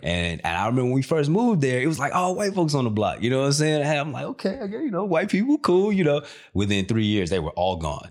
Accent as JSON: {"language": "English", "town": "Country Club Hills", "region": "Illinois", "country": "United States", "also_born_or_lived": "Markham, Illinois / Hazel Crest, Illinois", "moved": "yes", "said": "I'm from the south, south, south suburbs, uh, area called, uh, Country Club Hills. Uh, it's also Markham down there that I lived, uh, and Hazelcrest."}